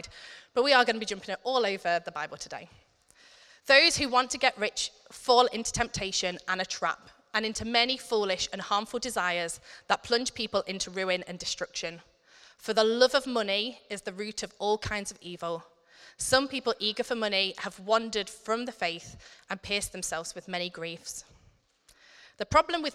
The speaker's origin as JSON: {"language": "English", "country": "United Kingdom", "said": "us as British people"}